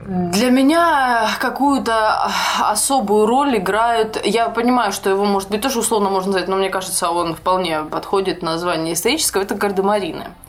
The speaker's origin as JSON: {"language": "Russian", "country": "Ukraine", "tie": "born or raised there", "said": "я училась и росла на Украине, а мы там не проходили историю России"}